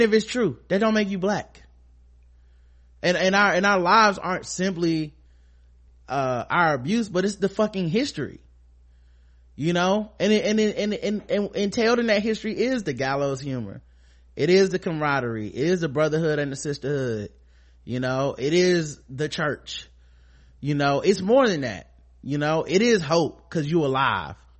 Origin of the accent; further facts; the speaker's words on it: United States; I'm black. I'm American. I'm African American black